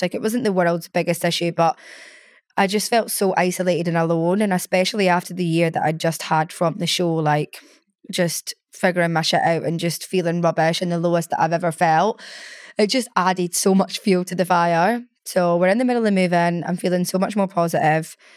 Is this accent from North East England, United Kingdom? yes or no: no; Scotland, United Kingdom; moved away as an adult; now in London, United Kingdom; I'm such a Scottish gal